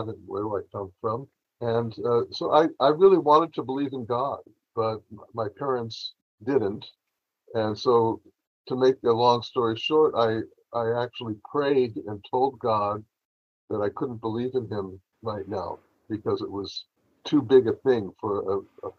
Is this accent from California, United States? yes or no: yes; Los Angeles, California, United States; moved away as an adult; also born or lived in Berkeley; I grew up in Los Angeles, which was a great place to grow up back then.